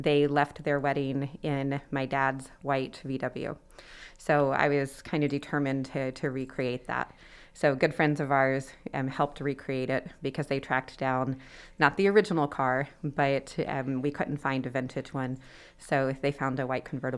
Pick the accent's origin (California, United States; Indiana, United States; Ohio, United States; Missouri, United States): Indiana, United States; Anderson; also born or lived in Washington, D.C.; I'm from Anderson